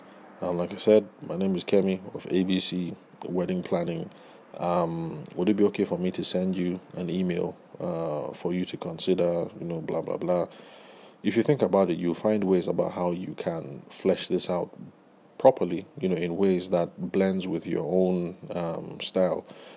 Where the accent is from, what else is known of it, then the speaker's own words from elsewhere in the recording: Delta, Nigeria; I'm from Delta State